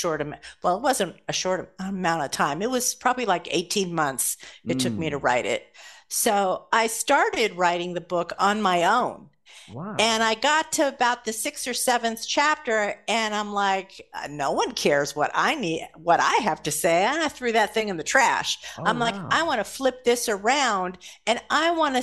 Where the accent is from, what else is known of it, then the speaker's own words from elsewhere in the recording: Los Angeles, California, United States; also born or lived in Santa Monica / Burbank; Grew up in Los Angeles